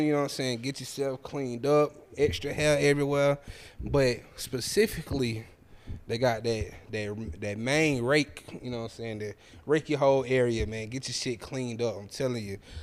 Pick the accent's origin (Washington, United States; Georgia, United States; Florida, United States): Georgia, United States; Atlanta; all of us from Atlanta